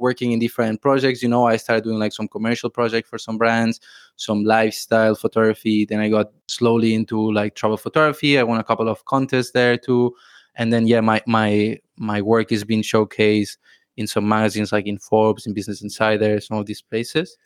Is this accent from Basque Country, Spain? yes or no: no; Barcelona, Catalonia, Spain; moved away as an adult; now in Thailand; I'm from Spain, from Barcelona, and I've been traveling around the world for like five years now. And yeah, recently moved to Thailand.